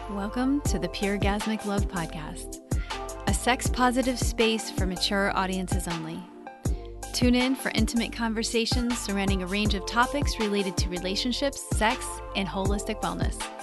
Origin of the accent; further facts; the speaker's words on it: Missouri, United States; also born or lived in upstate New York; now in Florida, United States; I grew up in Missouri